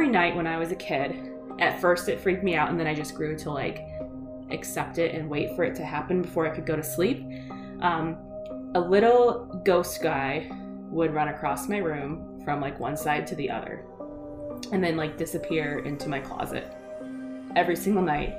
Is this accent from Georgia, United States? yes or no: no; Iowa, United States; also born or lived in California; We lived out there, and then we moved back to Iowa. Like, my parents are from around here.